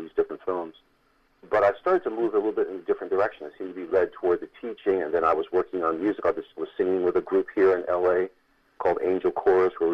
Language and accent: English; New York area, United States; I'm from New York, the New York area